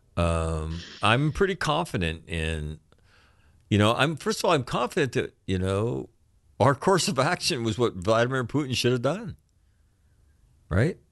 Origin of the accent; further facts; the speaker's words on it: United States; as an American kid